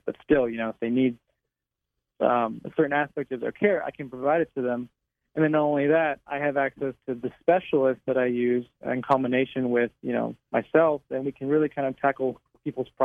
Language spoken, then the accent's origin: English; League City, Texas, United States; moved away as an adult; also born or lived in New Orleans, Louisiana; now in San Antonio, United States; I'm originally from Houston, Texas, a little small city adjacent to it called League City, Texas